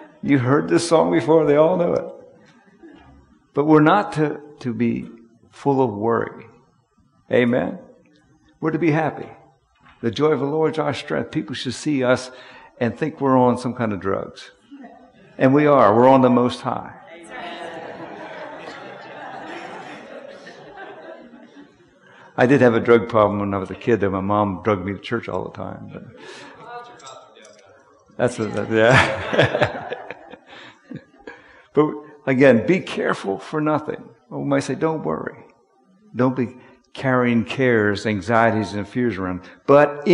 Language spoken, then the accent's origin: English; Harrisburg, Pennsylvania, United States; I'm from Harrisburg